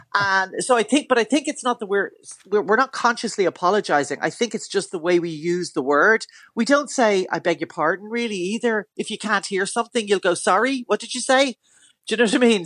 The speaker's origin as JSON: {"language": "English", "town": "Dún Laoghaire", "region": "Leinster", "country": "Ireland", "tie": "born or raised there", "said": "I grew up around Dunleary and I still live around Dunleary."}